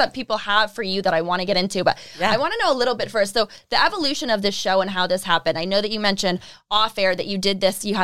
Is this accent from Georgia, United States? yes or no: no; Eastern Connecticut, United States; I grew up in Eastern Connecticut.